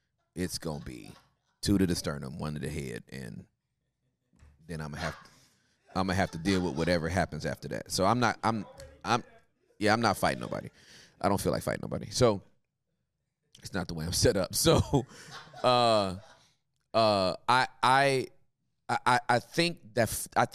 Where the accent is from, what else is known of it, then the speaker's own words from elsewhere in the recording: California, United States; now in Texas, United States; I'm from Cali